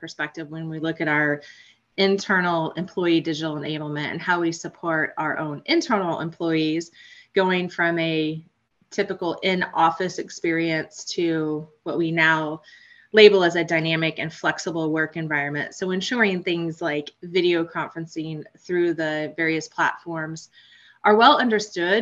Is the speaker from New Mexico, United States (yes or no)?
no; Palmyra, Missouri, United States; I grew up in Northeast Missouri, a small town, Palmyra, Missouri, 12 miles north of Hannibal.